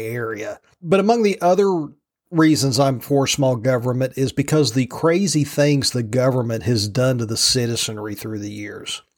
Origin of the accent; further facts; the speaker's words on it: from Roanoke west, rural Virginia, United States; I grew up on the rural side of Virginia